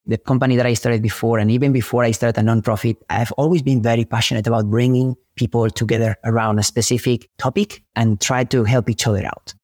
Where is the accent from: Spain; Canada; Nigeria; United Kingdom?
Spain; now in Silicon Valley, United States; I'm an immigrant from Spain who moved to Silicon Valley chasing a dream